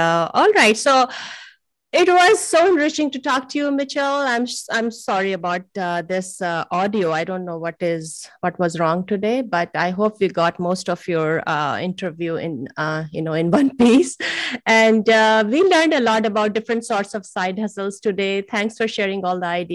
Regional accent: India; moved away; originally I come from India

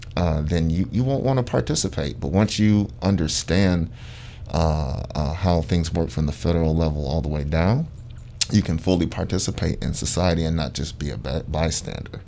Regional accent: Sandusky, Ohio, United States; moved away as an adult; I'm, I'm originally from Sandusky, Ohio

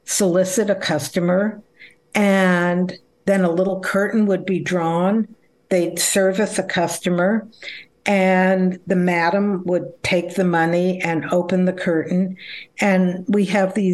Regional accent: Los Angeles, California, United States; also born or lived in Berkeley, California / Delaware; I was born in Los Angeles. I went through the public school system

